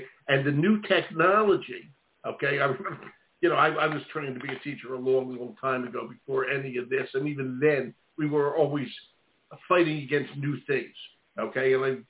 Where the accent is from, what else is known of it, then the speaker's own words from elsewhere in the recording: Philadelphia, Pennsylvania, United States; It's a great city. It's my hometown.